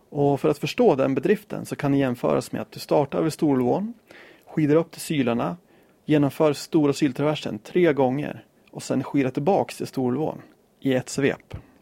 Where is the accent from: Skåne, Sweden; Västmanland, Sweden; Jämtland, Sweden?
Jämtland, Sweden; Östersund; precis som jag, född och uppvuxen i Östersund